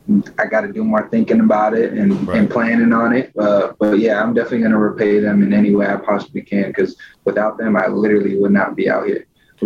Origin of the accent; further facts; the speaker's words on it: California, United States; I was born and raised in Cali.